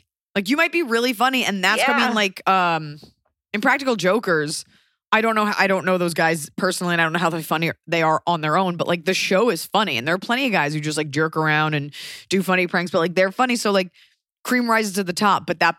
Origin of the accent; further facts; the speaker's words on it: Philadelphia, Pennsylvania, United States; And so it's just like, we're three friends from Philly.